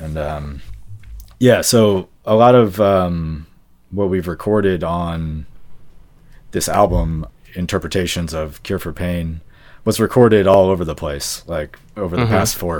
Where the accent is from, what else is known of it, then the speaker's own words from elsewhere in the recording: Hyattsville, Maryland, United States; I grew up here in Hyattsville.